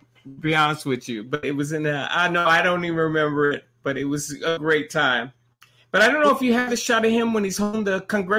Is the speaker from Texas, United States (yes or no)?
yes; Texas, United States; I'm from Texas and I'm a military brat.